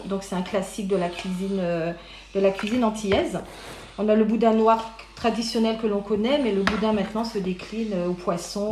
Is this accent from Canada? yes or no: no; Paris, Île-de-France, France; also born or lived in Guadeloupe; j'ai grandi à Paris, en région parisienne, tout en étant née en Guadeloupe